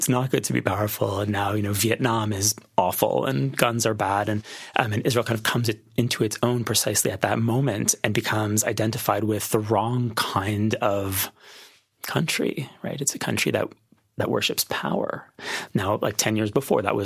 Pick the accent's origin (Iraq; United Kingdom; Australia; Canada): Canada; I'm Canadian. And if you're a Canadian kid, particularly a Jewish Canadian kid